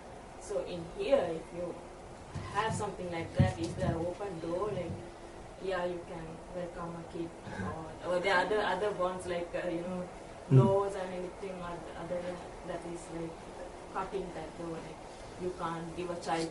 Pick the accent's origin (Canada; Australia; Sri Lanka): Sri Lanka; moved away; So I'm from Sri Lanka.